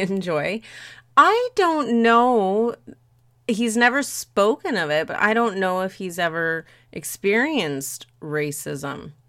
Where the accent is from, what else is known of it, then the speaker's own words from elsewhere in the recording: Canada; despite me being Canadian, I speak terrible French